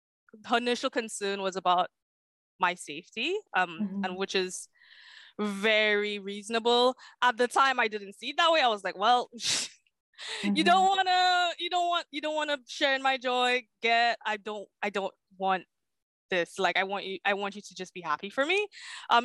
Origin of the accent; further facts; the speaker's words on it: St. Lucia; So I was born in St. Lucia, so in the Caribbean.